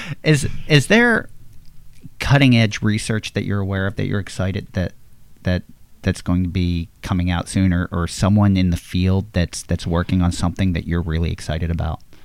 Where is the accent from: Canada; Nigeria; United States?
United States; Levittown, Pennsylvania; I grew up in Levittown, Pennsylvania